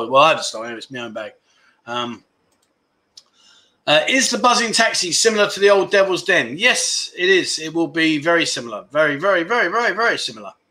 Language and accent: English; Melbourne, Victoria, Australia; I'm from Melbourne, the nanny steak.